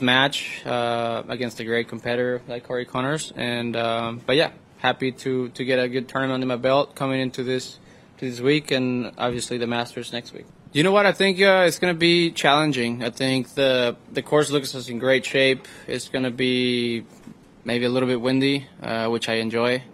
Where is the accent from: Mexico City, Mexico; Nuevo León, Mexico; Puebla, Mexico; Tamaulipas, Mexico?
Tamaulipas, Mexico; Reynosa; moved away as an adult; now in San Antonio, United States; I'm four hours away to where I grew up in Reynosa, Mexico.